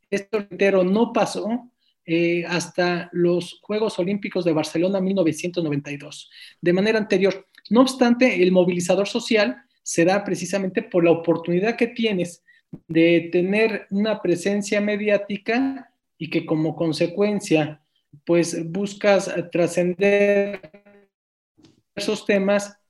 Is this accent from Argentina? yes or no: no; Mexico City, Mexico; nosotros nacimos en la Colonia Guerrero